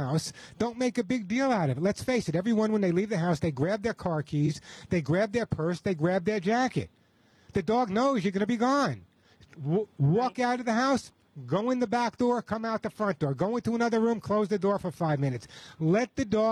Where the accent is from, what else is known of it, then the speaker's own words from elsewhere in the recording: New York, United States; I'm from New York